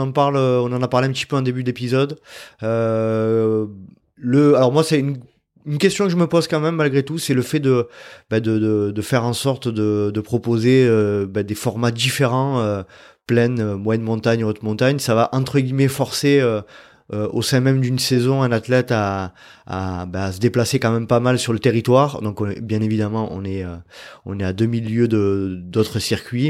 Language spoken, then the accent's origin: French; France; on est français